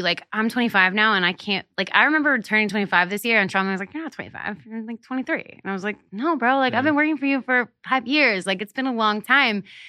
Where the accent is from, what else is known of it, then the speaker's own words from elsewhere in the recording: Hershey, Pennsylvania, United States; moved away; I grew up in Hershey, Pennsylvania.